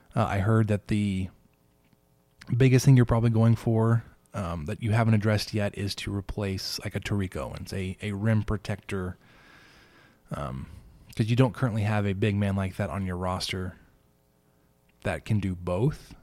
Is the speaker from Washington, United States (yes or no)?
no; Dallas, Texas, United States; as somebody from Dallas